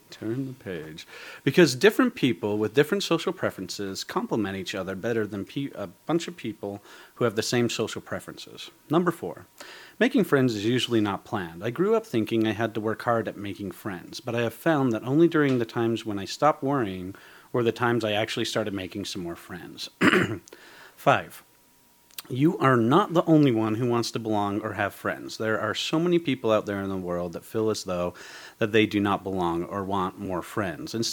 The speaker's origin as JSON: {"language": "English", "region": "Georgia", "country": "United States", "tie": "born or raised there", "said": "I went back to my hometown in Georgia and saw the Zip and Kai, my two best friends again."}